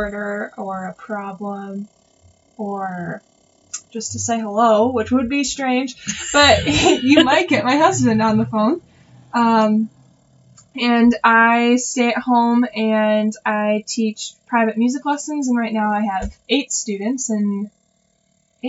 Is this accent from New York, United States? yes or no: no; Michigan, United States; moved away as an adult; also born or lived in Chicago / St. Louis; I grew up in Michigan, and I grew up in Michigan and went to school in Chicago